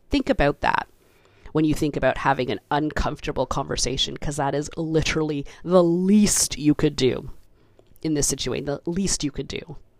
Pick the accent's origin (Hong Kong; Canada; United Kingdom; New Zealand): Canada; I was born in Canada. I, you know, went through the education system here